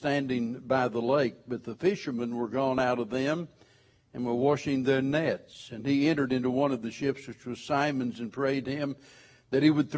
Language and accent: English; White River, the Ozarks, United States; I was raised on the White River up in the Ozarks